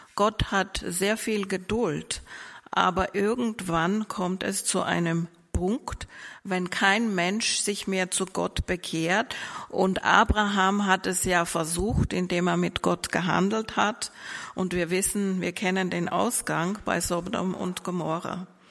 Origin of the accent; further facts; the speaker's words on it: Vienna, Austria; moved away as an adult; now in Mannheim, Germany; ich komme ursprünglich aus Österreich. Ich bin in Wien geboren und groß geworden